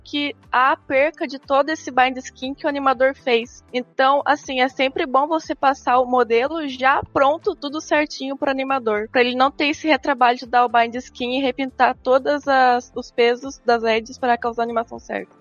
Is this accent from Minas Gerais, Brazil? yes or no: no; Santo Antônio da Platina, northern Paraná, Brazil; eu sou de Santana do Platino, norte do Paraná, uma cidade pequena